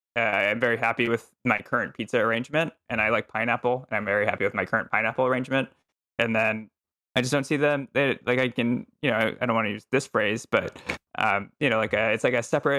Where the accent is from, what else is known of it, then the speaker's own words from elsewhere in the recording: Texas, United States; moved away as an adult; No, I'm from Texas originally.